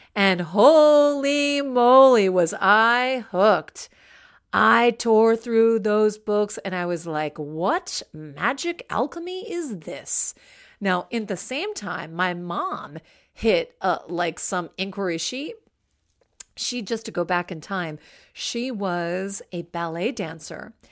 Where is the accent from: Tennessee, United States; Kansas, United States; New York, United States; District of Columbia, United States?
District of Columbia, United States; Washington; I grew up in Washington, D C, in a very nice suburb of Washington, D C.